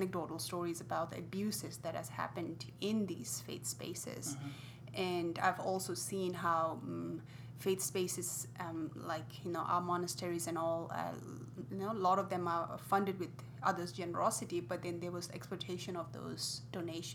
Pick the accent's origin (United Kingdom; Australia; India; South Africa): India; also born or lived in Tibet; now in United States; brought up in India